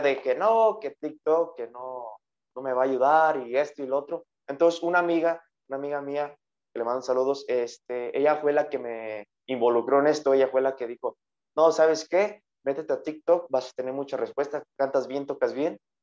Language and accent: Spanish; Villa Morelos, Michoacán, Mexico; aquí en mi pueblo natal, Villa Morelos, un pueblo el cual me ha visto crecer